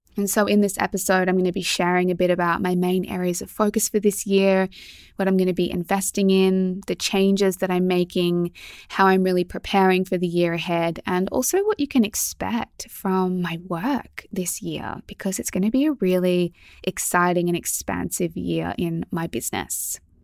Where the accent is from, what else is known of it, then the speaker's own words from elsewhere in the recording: Melbourne, Victoria, Australia; moved away as an adult; also born or lived in Sydney; I grew up in Melbourne